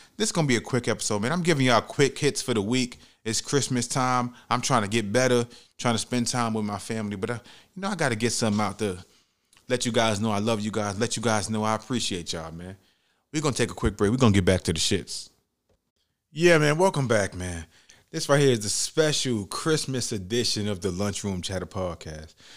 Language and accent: English; United States; being American